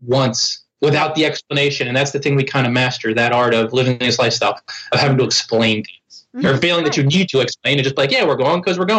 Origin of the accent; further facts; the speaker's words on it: New Jersey, United States; moved away; my hometown in New Jersey